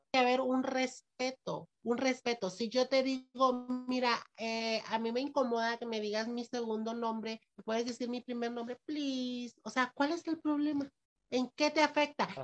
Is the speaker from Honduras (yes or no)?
yes; Ocotepeque, Honduras; Yo soy de Ocotepeque